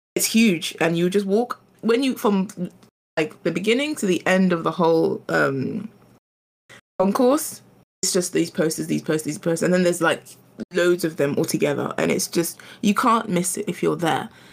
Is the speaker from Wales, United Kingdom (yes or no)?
no; London, United Kingdom; also born or lived in Ghana; I'm a Londoner, but I'm also from Ghana.